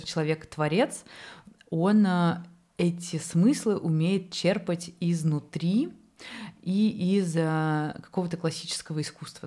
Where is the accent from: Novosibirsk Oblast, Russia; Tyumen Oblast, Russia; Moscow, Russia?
Moscow, Russia; я сама, например, москвичка